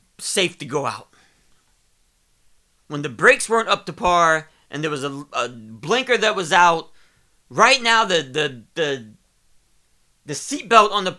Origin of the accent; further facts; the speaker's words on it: Ohio, United States; I'm from Ohio